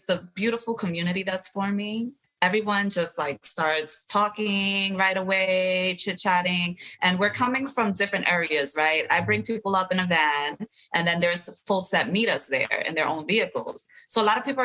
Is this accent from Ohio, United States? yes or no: no; New York City, New York, United States; we're from the city